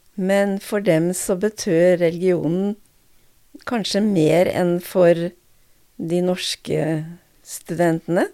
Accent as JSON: {"language": "Norwegian", "town": "Notodden", "region": "Vestfold og Telemark", "country": "Norway", "tie": "born or raised there", "also_born_or_lived": "Drammen", "moved": "as an adult", "said": "jeg vokste opp på Notodden"}